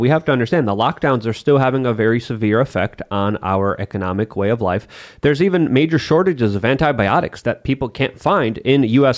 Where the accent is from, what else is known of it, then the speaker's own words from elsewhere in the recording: Poland; moved away; growing up in Poland